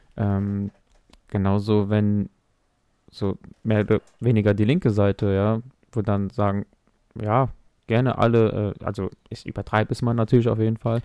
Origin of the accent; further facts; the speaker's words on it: Mainz, Rhineland-Palatinate, Germany; ich bin in Mainz geboren